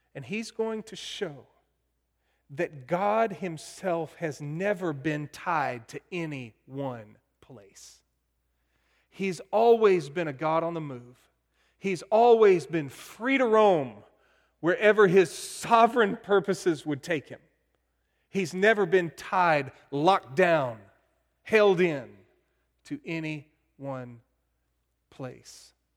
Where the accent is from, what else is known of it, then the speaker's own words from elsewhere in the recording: Plano, Texas, United States; Kirk and I grew up together in Plano